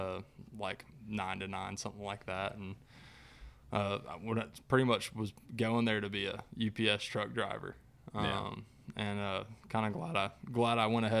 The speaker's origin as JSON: {"language": "English", "town": "Chattanooga", "region": "Tennessee", "country": "United States", "tie": "born or raised there", "said": "I grew up in Chattanooga, fishing like Lake Chickamauga over there for bass"}